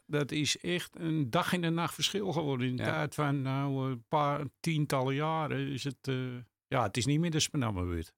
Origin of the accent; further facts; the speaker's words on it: Amsterdam, North Holland, Netherlands; geboren en getogen in Amsterdam.